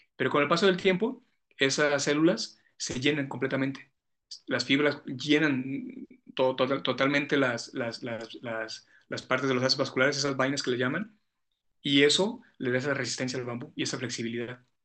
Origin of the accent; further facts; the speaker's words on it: San José de Gracia, Jalisco, Mexico; soy de un pueblo de acá de los Altos de Jalisco, San José de Gracia se llama mi pueblo, es en el municipio de Tepatitlán. Entonces, como buen chico pueblerino, como buen niño pueblerino, mi papá, mi abuelo tenía vacas.